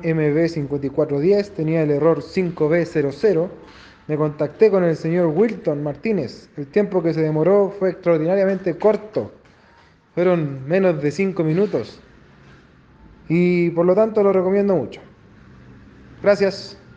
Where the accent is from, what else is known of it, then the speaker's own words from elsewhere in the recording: Chile; soy de Chile